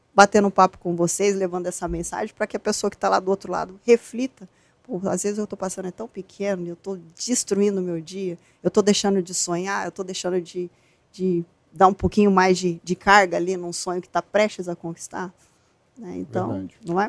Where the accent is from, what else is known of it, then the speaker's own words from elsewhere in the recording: Campo Grande, Mato Grosso do Sul, Brazil; also born or lived in Presidente Venceslau, São Paulo / Ivinhema, Mato Grosso do Sul; Eu nasci em Presidente Venceslau, mas só nasci, né, aí morei até meus doze anos em Vinhema, que é uma cidade trezentos quilômetros de Campo Grande, e depois já fomos pra Campo Grande.